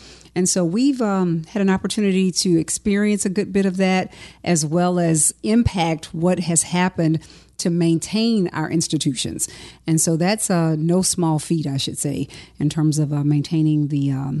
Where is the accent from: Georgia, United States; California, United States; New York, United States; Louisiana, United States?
Louisiana, United States; Baton Rouge; Growing up in North Baton Rouge in the Scotlandville community has been sort of inextricably a part of my life.